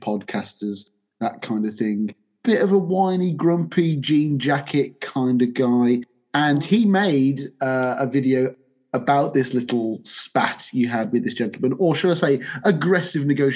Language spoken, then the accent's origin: English; United Kingdom; I'm British